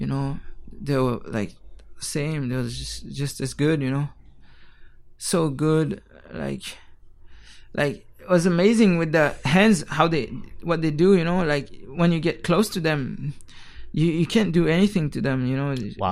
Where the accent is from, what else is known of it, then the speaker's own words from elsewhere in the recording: Geneva, Switzerland; moved away as an adult; now in Taiwan; I was born in Geneva, Switzerland